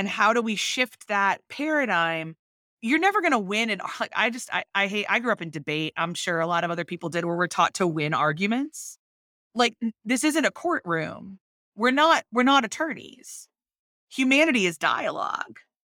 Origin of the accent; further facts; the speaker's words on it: Northeast, United States; I am very American. I was raised in the Northeast